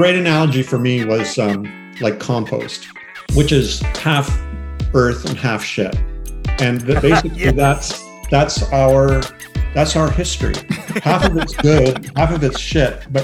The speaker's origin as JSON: {"language": "English", "country": "Canada", "said": "I'm Canadian."}